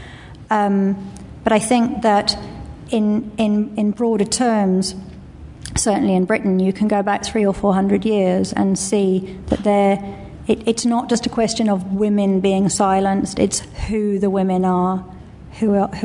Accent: South Africa; I come from South Africa

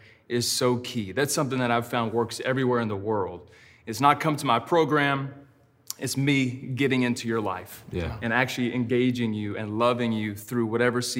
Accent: Texas, United States; also born or lived in Georgia / China; now in Seattle, United States; I grew up in a pastor's home in the South. I'm from Texas. I lived in Georgia for many years

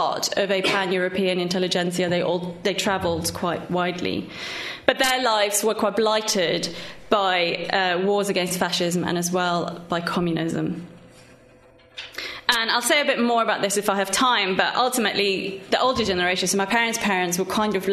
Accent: Sweden; English is a second language; moved away as an adult; now in London, United Kingdom; They moved to Sweden with me as a baby, so I grew up in Sweden. And I came to the UK in 1995

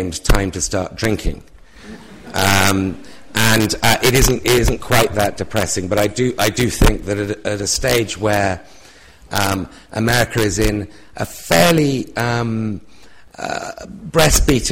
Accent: United Kingdom; my accent is a foreign accent

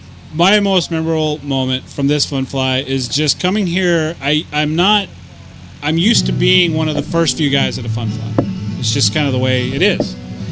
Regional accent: Montana, United States; I'm from Montana.

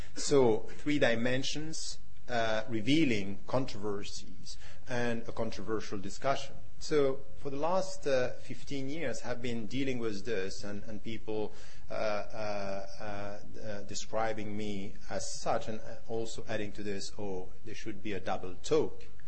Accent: Switzerland; myself being a European Muslim born and raised in Switzerland

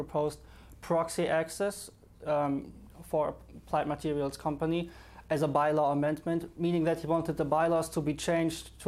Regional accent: Germany; moved away as an adult; now in London, United Kingdom; I'm from Germany.

